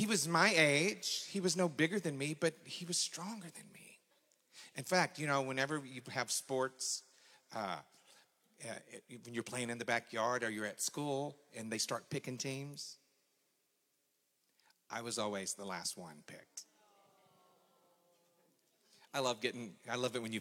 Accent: McKinney, Texas, United States; I'm 59 years old. I grew up in McKinney.

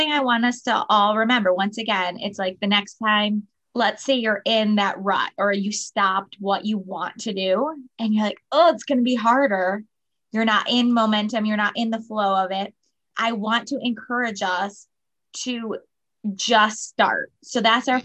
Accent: Michigan, United States; moved away as an adult; also born or lived in State College, Pennsylvania; when we moved to Michigan, my home state.

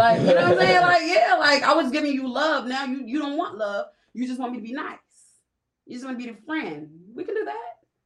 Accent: Camden, New Jersey, United States; also born or lived in West Philadelphia; now in Philadelphia, United States; I'm from Camden, New Jersey

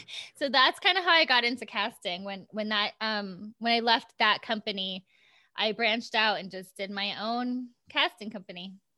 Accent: Iowa, United States; born or raised there; now in California, United States

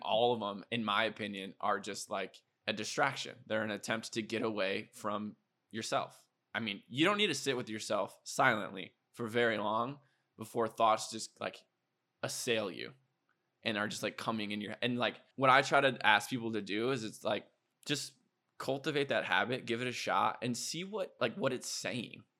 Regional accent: Iowa, United States; moved away as an adult; also born or lived in South Dakota / Minneapolis / Boston; now in Austin, United States; growing up in Iowa.

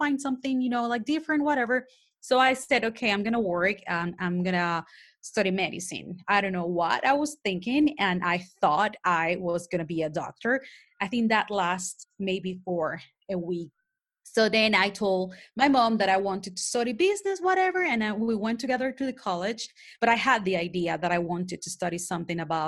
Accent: Panama City, Panama; first language Spanish; English is a second language; I have an accent. That's because I'm from Panama, Panama City. Mine actually native language is Spanish.

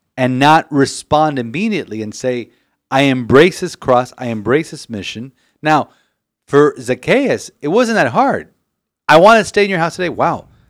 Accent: Miami, Florida, United States; We're from Miami

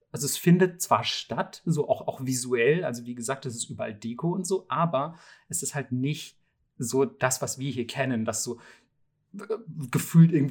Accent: Bavaria, Germany; kann ich als Bayer natürlich sehr gut relaten.

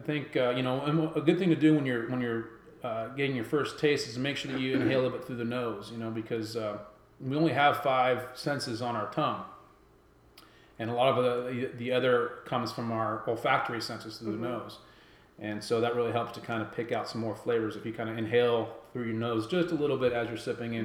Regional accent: West Coast, United States; moved away; I'm originally from the West Coast

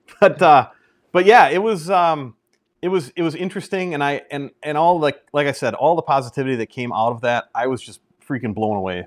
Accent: Merrill, Wisconsin, United States; I've been in Merrill since, uh, second grade. So, yeah, I, I, I'm basically grown up and from here

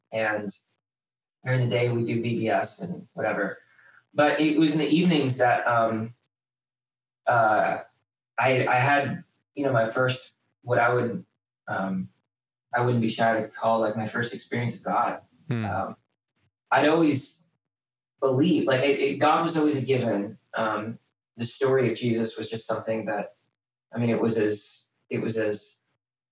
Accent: Wheaton, Illinois, United States; also born or lived in Houston, Texas; we moved from Houston to Wheaton

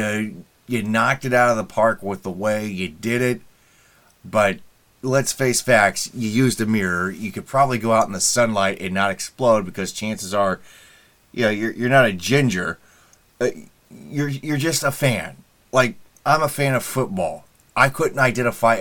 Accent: Indianapolis, Indiana, United States; now in Fort Wayne, United States; My hometown of Indianapolis

